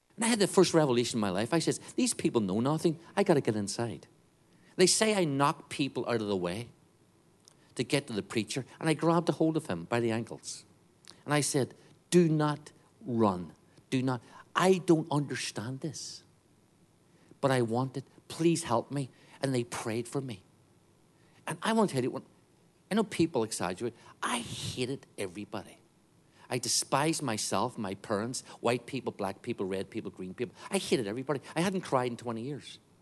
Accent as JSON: {"language": "English", "region": "Northern Ireland", "country": "United Kingdom", "tie": "born or raised there", "said": "I grew up in Northern Ireland."}